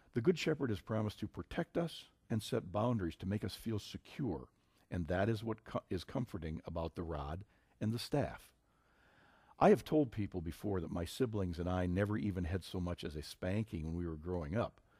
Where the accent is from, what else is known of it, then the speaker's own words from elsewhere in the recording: Minnesota, United States; my home state of Minnesota